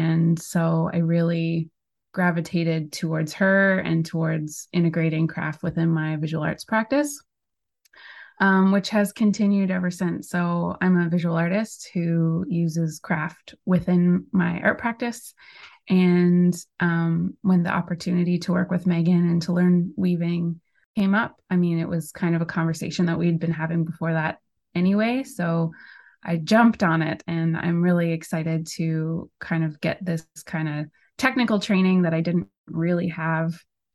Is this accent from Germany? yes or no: no; Portugal Cove-St. Philip's, Newfoundland and Labrador, Canada; I grew up in Portugal Cove, St. Phillips